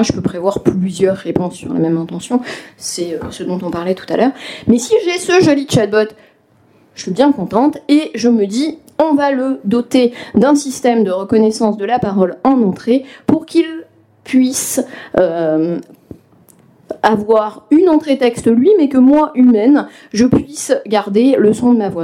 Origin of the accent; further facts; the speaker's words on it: western France, France; moi qui suis né dans l'ouest de la France